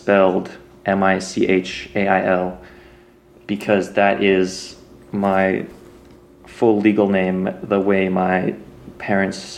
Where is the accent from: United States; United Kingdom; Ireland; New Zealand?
United States; Texas; moved away as an adult; also born or lived in Louisiana / Austin, Texas; now in Pacific Northwest, United States; I guess I would consider myself a Texan.